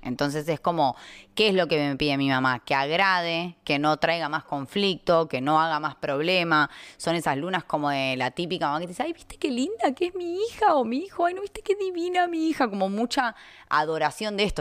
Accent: Argentina; moved away; cuando yo me fui de Argentina

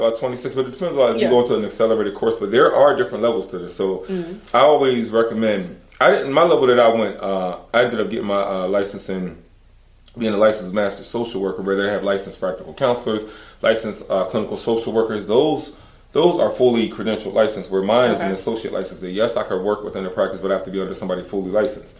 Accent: Philadelphia, Pennsylvania, United States; moved away; growing up in Philly

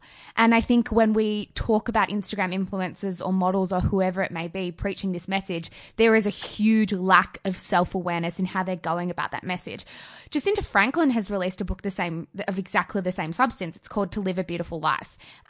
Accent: Australia; We are white. We grew up in homes. We grew up in Australia.

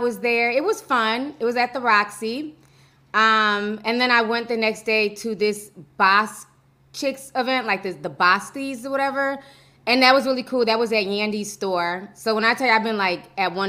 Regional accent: Midwest, United States; also born or lived in Minnesota; I'm from the Midwest. I live in Minnesota.

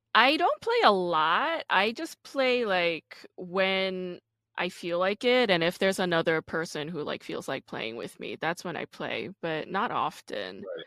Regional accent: New York, United States; I'm from New York oh, originally

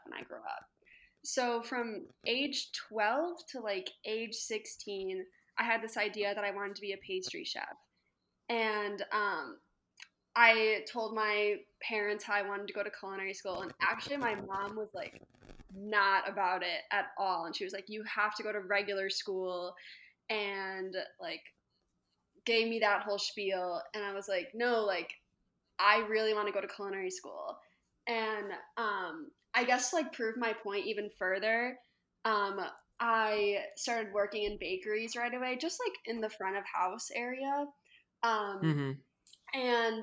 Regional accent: Chicago, Illinois, United States; now in Lancaster, United States; I'm originally from Chicago, but now I live in Lancaster, Pennsylvania

